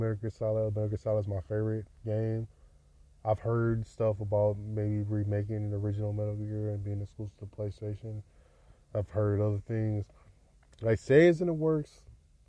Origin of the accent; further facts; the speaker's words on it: Detroit, Michigan, United States; I'm from Detroit